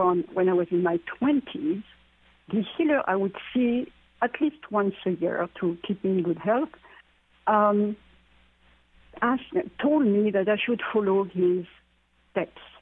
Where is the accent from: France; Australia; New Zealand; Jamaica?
France; moved away; growing up in France, in that part of France which is where the Druids uh, were, the Celtic area